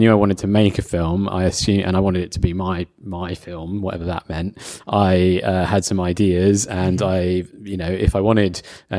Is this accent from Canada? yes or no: no; London, United Kingdom; also born or lived in Newcastle; I'm from London.